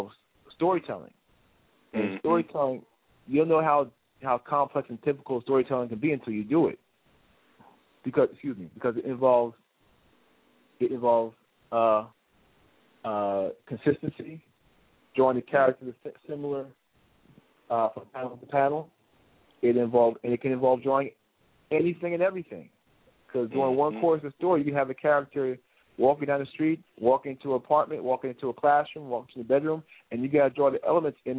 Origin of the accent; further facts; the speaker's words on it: New Jersey, United States; moved away as an adult; now in Brooklyn, United States; I grew up in New Jersey